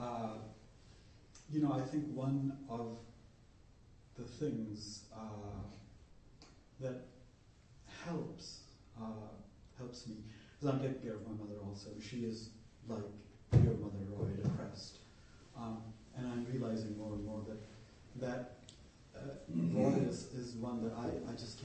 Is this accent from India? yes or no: yes; India; now in United States; I'm from India